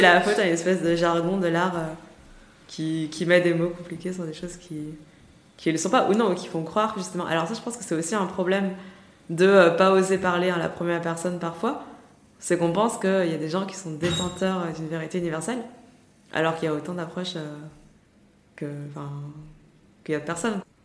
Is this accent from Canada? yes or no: no; Lyon, Auvergne-Rhône-Alpes, France; j'ai grandi à Lyon